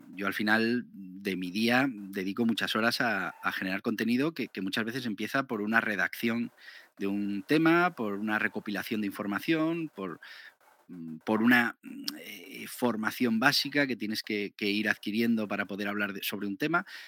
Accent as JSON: {"language": "Spanish", "region": "Navarre", "country": "Spain", "said": "Yo soy de Navarra"}